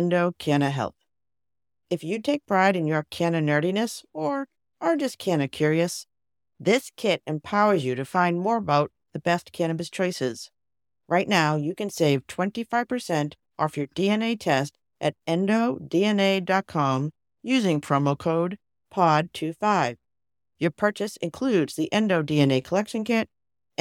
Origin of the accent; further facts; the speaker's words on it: Sharon, Massachusetts, United States; my hometown of Sharon, Massachusetts